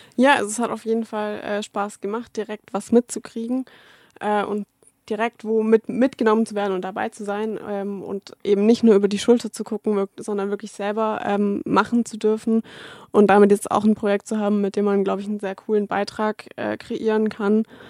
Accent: Stuttgart, Baden-Württemberg, Germany; moved away as an adult; ich komme ja aus Stuttgart

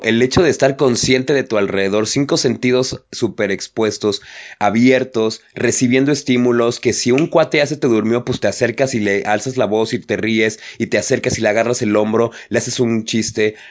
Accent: Mexico; a nosotros como mexicanos

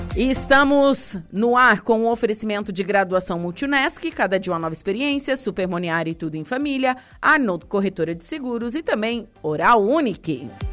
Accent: Torres, Rio Grande do Sul, Brazil; now in Santa Catarina, Brazil; eu sou da Vila São João, ali de Torres, era pertinho

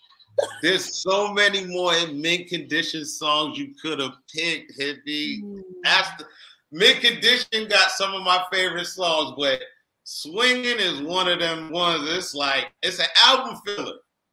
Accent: Boston, Massachusetts, United States; I'm from Boston

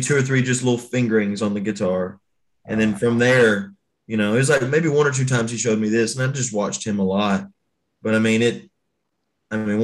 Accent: Texarkana, Arkansas, United States; now in Nashville, United States; I'm originally from Texarkana, Arkansas

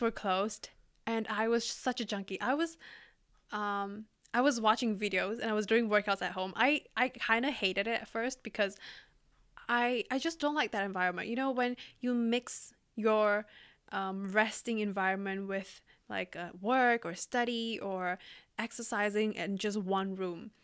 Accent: Indonesia; now in Singapore; I live in Singapore and yeah, my home country is Indonesia

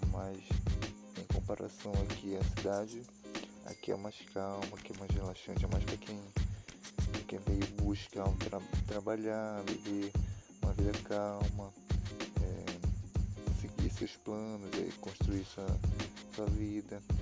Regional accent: Macapá, Amapá, Brazil; E em setembro eu mudei para cidade. Vim de Macapá para cá, é, é bem longe, bem longe meio país de distância, mais de mil quilômetros.

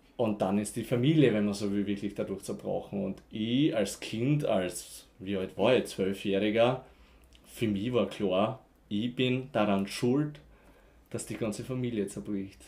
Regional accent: near Graz, Styria, Austria; ich komme auf alle Fälle mal vom Land, Faselsberg, Graz Umgebung

